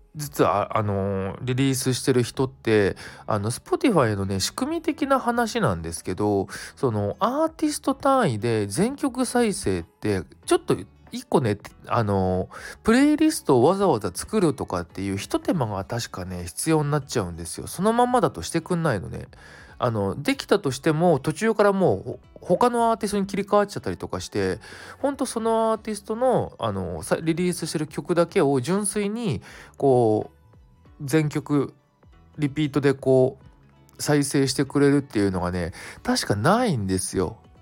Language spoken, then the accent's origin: Japanese; Kanto, Japan; 関東を関東だけかなであの何店舗かあるみたいなお店なんだけどちょうどあの僕の実家の近くで子供の頃からよく利用してるとこ